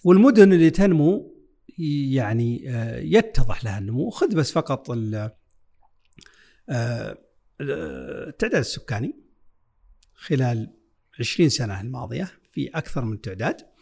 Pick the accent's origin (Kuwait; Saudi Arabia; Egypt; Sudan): Saudi Arabia; عندنا في السعودية